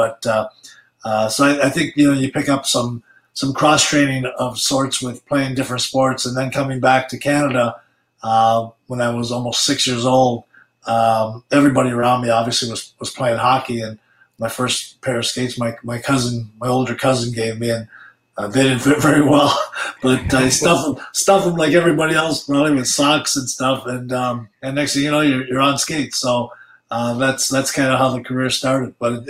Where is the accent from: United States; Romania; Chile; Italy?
Italy; also born or lived in Sudbury; Well, I was born in Sudbury, and then a couple of years after I was, well, 3 years after I was born, we moved to Italy.